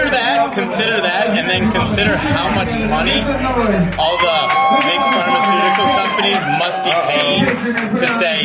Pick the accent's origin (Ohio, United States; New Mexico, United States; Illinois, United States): Illinois, United States; I am from Illinois